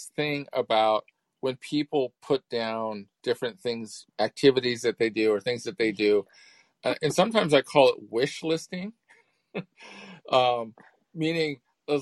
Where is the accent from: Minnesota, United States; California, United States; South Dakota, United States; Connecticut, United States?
California, United States; Claremont; I grew up in Claremont